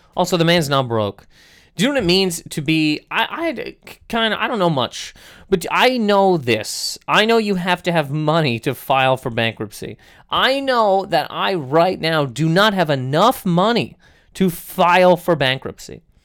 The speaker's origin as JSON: {"language": "English", "country": "Canada", "said": "I'm from Canada"}